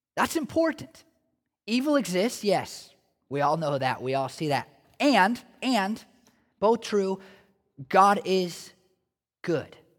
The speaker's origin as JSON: {"language": "English", "region": "Oregon", "country": "United States", "said": "I'm from Oregon"}